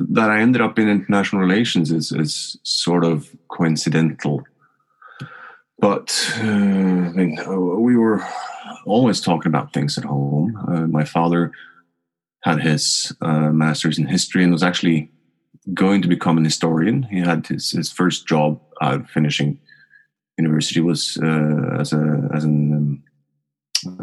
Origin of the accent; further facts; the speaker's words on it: Oslo, Norway; I was born in Oslo. I grew up just outside of Oslo, but really sort of greater Oslo